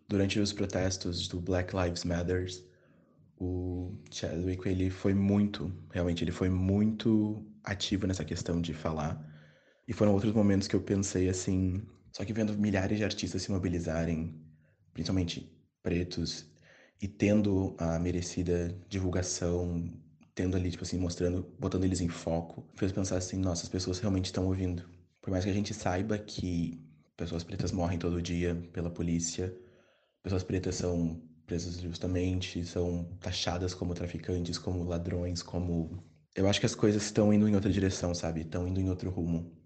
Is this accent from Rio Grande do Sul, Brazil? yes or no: yes; Porto Alegre, Rio Grande do Sul, Brazil; now in Bagé, Brazil; eu sou original de Porto Alegre, nasci em Porto Alegre, mas moro em Bagé